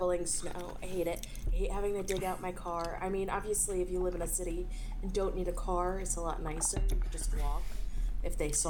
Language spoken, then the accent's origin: English; New Jersey, United States; moved away; I mean, I grew up in New Jersey, but I hate the cold, so I moved south.